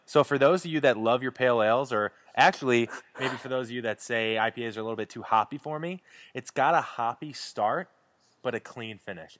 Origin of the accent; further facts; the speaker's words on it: St. Louis, Missouri, United States; I'm from St. Louis.